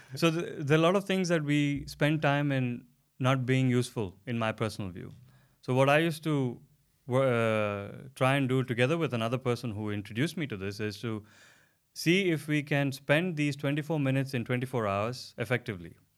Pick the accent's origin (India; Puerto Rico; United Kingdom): India; now in Denmark; I come from India originally, and I've been living in Denmark for the last uh, coming to five years very soon